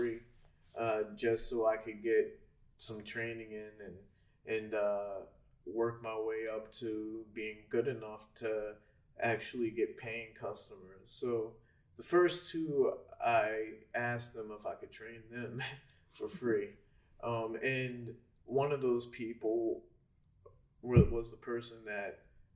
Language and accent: English; Fairless Hills, Pennsylvania, United States; also born or lived in England; I'm from Fairless Hills